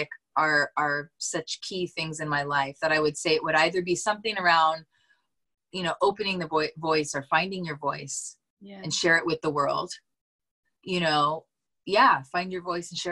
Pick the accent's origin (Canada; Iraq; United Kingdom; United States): Canada; Northern Canada; I was raised in Canada. Maybe you don't know this about me. I'm from Northern Canada. So I was raised around all of that.